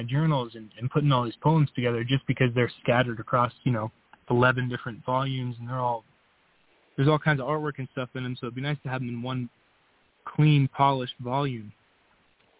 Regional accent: St. Petersburg, Florida, United States; moved away as an adult; also born or lived in Miami, Florida; now in Colorado, United States; I was born around Miami, Florida, and I grew up in St. Petersburg, Florida, Tampa Bay area. I spent the first 22, 23 years of my life over there

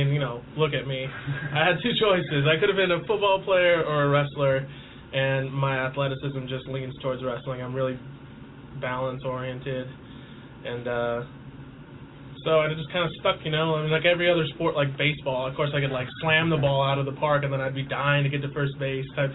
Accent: Clovis, California, United States; moved away as an adult; also born or lived in New York City, United States; now in Washington, D.C., United States; I come from Clovis, California, which is kind of like suburban. I mean, I live in the rural area just outside Clovis

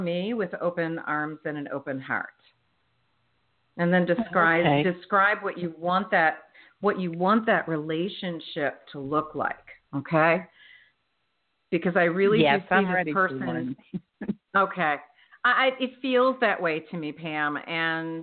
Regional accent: United States; moved away; the Philadelphia, South Jersey area, that's my stomping grounds where I grew up

